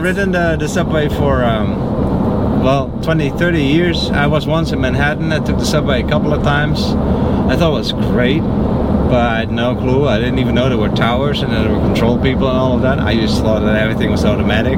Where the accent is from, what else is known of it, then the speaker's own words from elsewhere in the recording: Netherlands; now in Florida, United States; I'm from the Netherlands